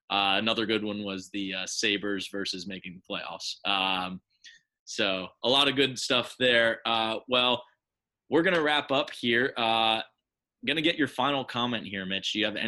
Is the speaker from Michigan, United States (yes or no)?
no; Harrisburg, Pennsylvania, United States; As always … from Harrisburg, Pennsylvania.